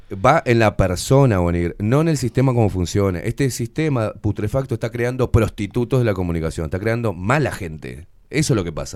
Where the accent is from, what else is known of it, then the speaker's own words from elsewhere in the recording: Uruguay; pagando el alquiler a los ponchazos, normal, como cualquier uruguayo